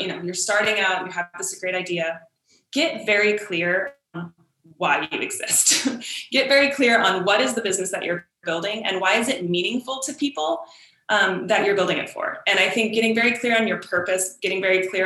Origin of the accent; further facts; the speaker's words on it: San Diego, California, United States; growing up in San Diego